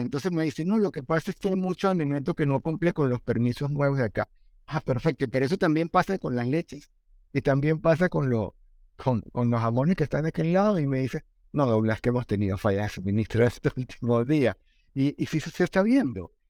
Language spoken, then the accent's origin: Spanish; Venezuela; now in Colombia; mi país de origen, Venezuela